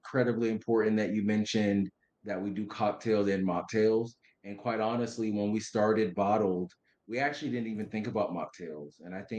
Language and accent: English; Boston, Massachusetts, United States; also born or lived in Atlanta; now in Washington, D.C., United States; I'm originally from Boston. My parents are from Haiti. So they immigrated to the U.S. and had me in Boston. However, I've moved around a little bit. So I moved to Atlanta and lived there for 7 years. And currently I live in Washington, D.C. and I've been there for 6 years.